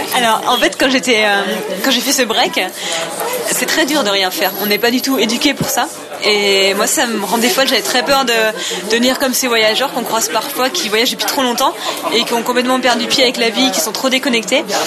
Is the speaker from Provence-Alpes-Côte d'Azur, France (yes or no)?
yes; Nice, Provence-Alpes-Côte d'Azur, France; j'ai 31 ans, je viens de Nice